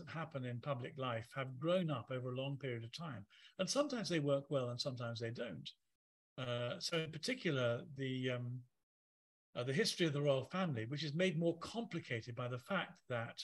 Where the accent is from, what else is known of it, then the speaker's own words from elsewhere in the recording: England, United Kingdom; being English